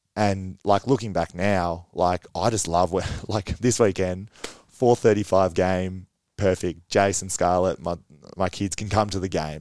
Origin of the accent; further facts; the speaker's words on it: Romsey, Victoria, Australia; now in Mornington, Australia; I grew up in Romsey